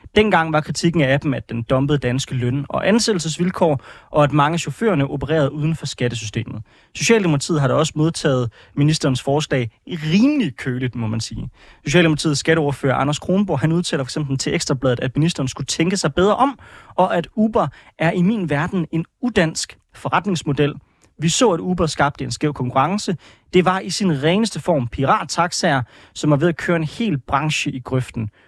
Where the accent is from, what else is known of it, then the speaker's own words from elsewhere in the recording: Aarhus, Central Denmark Region, Denmark; now in Frederiksberg, Denmark; jeg kommer fra Aarhus, og nu bor jeg på øh, Frederiksberg